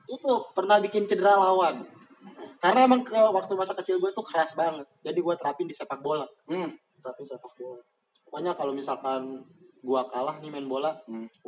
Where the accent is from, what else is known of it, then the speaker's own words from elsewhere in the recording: Pasir Sukore, Indonesia; di tempat gua lahir di Pasir Sukore itu udah nggak ada lapangan bola